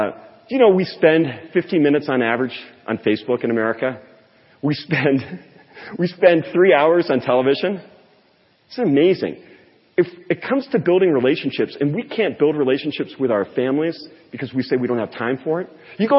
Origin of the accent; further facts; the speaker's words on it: California, United States; born there; I thought this was way too California for me. I was born in California.